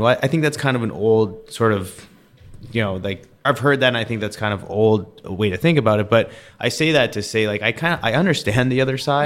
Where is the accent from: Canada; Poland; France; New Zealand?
Canada; close to Vancouver, British Columbia; I grew up in British Columbia, close to Vancouver